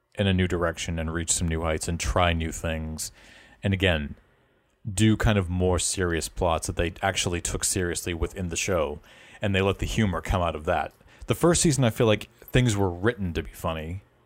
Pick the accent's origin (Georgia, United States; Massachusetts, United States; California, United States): Massachusetts, United States; Boston; accent: Boston; We're all based in the Boston area, but um, I know that my accent does come out from time to time